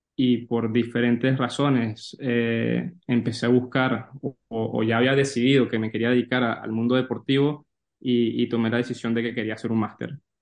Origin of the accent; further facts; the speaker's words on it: Venezuela; moved away as an adult; also born or lived in New York / Valencia, Spain; now in Spain; que no soy de España, que soy de Venezuela